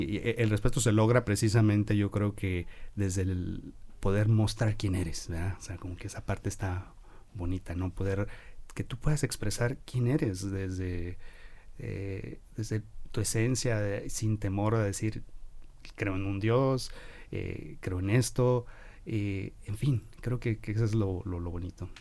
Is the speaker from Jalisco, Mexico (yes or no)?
yes; Guadalajara, Jalisco, Mexico; la mayor parte de mi formación fue en Guadalajara, como buen tapatío